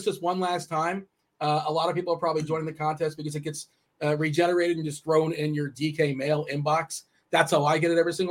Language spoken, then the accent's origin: English; South Florida, United States; I grew up in South Florida